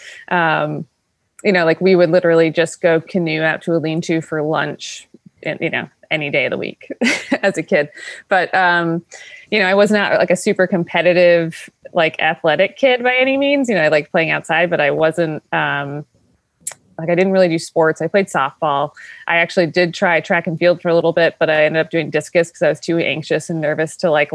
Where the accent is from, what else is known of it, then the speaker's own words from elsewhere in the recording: Paul Smiths, New York, United States; also born or lived in Lake Placid, New York; I grew up in Paul Smith, New York